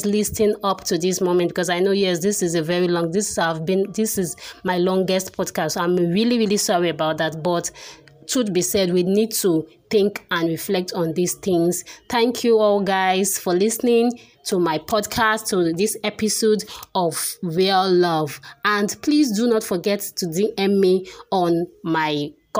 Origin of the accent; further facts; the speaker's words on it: Nigeria; we are still Nigerian.